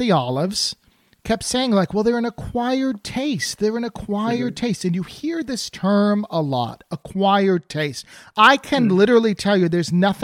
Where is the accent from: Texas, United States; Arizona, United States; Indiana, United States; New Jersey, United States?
New Jersey, United States; now in Los Angeles, United States; I grew up in Jersey, so we have those Greek diners